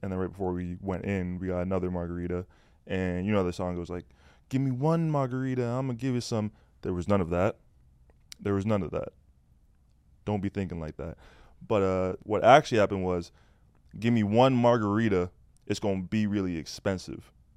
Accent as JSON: {"language": "English", "country": "Canada", "said": "I'm Canadian"}